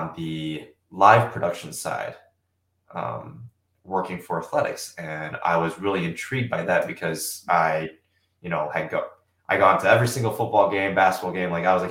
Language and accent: English; Germantown, Wisconsin, United States; I grew up just outside Milwaukee from Germantown. So been in Wisconsin basically my entire life